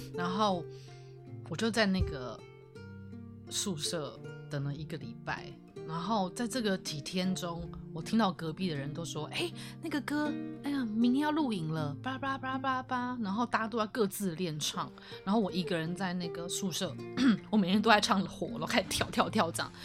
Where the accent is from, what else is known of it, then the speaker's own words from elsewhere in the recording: Taiwan; moved away as an adult; also born or lived in Shanghai; 我是一个，哦，台湾来的嗯原，原住民